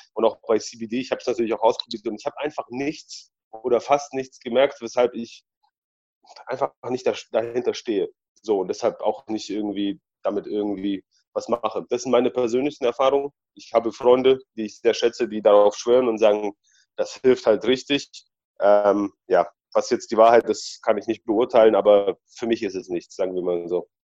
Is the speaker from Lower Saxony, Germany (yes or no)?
no; Balingen, Baden-Württemberg, Germany; also born or lived in Poland; ich bin ja in Polen geboren und in Deutschland aufgewachsen